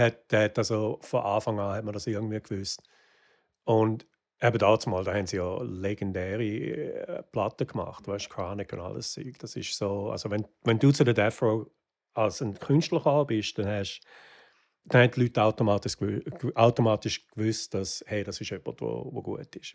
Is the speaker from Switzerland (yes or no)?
yes; Wattwil, St. Gallen, Switzerland; moved away as an adult; now in Los Angeles, United States; ich bin am Toggenburg aufgewachsen